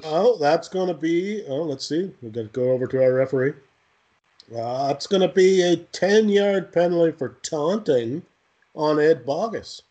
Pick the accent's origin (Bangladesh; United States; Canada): Canada; I'm Canadian